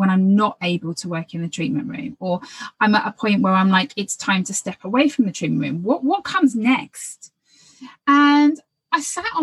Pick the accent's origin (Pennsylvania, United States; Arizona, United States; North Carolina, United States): Arizona, United States; Phoenix